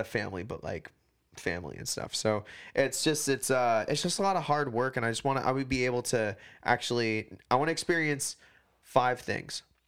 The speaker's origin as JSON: {"language": "English", "region": "Hawaii", "country": "United States", "moved": "yes", "lives_now": "Portland, United States", "said": "I'm from Hawaii"}